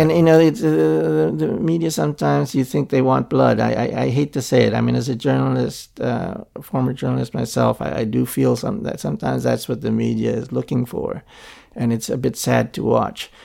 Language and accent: English; Philippines; now in Hong Kong; I grew up in Philippines under Marcos